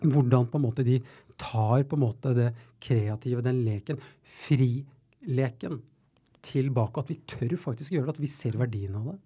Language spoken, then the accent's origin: Norwegian; Oslo, Norway; jeg er jo født og oppvokst på Tveita eh, i Oslo